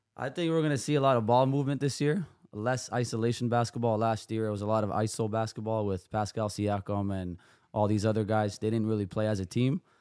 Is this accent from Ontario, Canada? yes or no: yes; Toronto, Ontario, Canada; also born or lived in Serbia; I grew up in Toronto. I was born in Serbia.